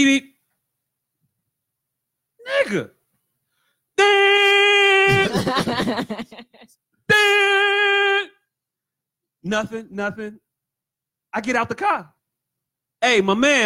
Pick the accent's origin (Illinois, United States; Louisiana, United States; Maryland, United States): Illinois, United States; Chicago; I'm from Chicago